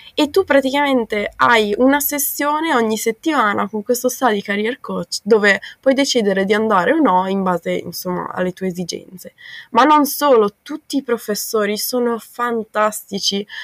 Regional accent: Bolzano, Trentino-Alto Adige, Italy; moved away as an adult; also born or lived in Australia; now in Netherlands; sono di Bolzano in Trentino Alto Adige, ho 21 anni

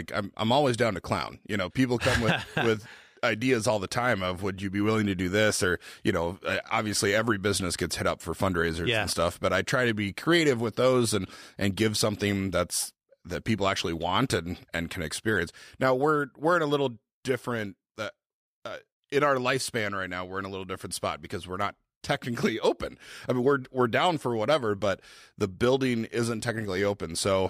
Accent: Twin Cities, Minnesota, United States; also born or lived in Vermilion / Sioux Falls / St. Louis; now in Aberdeen, United States; I'm from the Twin Cities, moved to Vermilion, moved to Sioux Falls, moved to St. Louis, and yeah, now we're in Aberdeen.

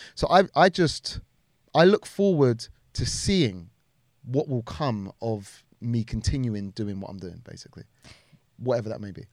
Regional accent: Wembley, London, United Kingdom; also born or lived in Harrow; I'm Harrow, yeah, borders Wembley. I spent a lot of my time growing up in Wembley

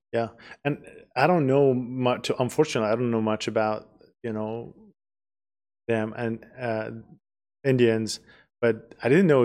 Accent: Tehran, Tehran Province, Iran; English is a second language; now in United States; I grew up in a big city in, in Tehran, which is the capital of Iran

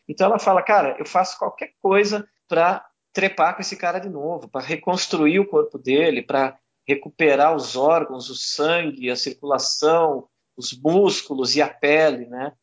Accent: Brazil; a gente, né, brasileiro

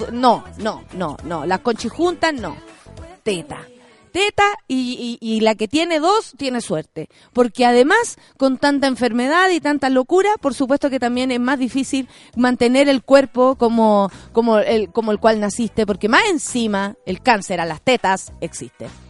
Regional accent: Chile

